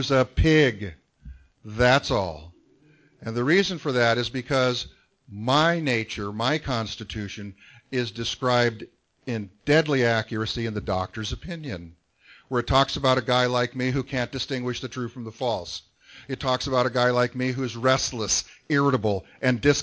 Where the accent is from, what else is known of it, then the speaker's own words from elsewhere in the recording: San Gabriel Valley, California, United States; I grew up in the San Gabriel Valley